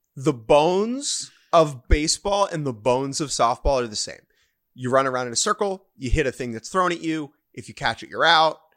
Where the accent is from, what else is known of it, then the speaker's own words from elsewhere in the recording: United States; I'm an American